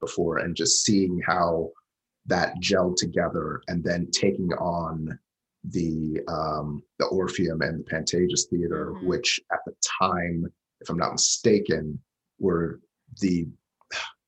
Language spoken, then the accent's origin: English; Huntsville, Alabama, United States; I started doing theater when we moved houses in Huntsville. I'm originally from Huntsville, Alabama